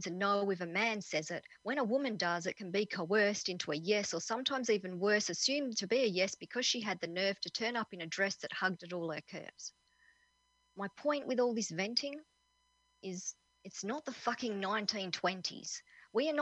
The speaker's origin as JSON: {"language": "English", "town": "Perth", "region": "Western Australia", "country": "Australia", "said": "I'm from Perth in Western Australia"}